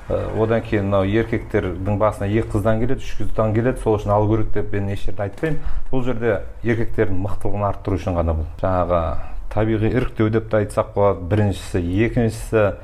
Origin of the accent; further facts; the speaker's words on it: Kazakhstan; мен қазақпын